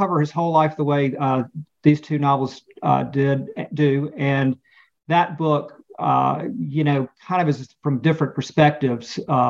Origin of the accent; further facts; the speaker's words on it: Spartanburg, South Carolina, United States; also born or lived in Nashville, Tennessee / Washington, D.C.; I'm from Spartanburg, South Carolina, originally. Grew up here, and after went away to college after I grew up in Spartanburg to Vanderbilt University, and then from there to Washington, D.C.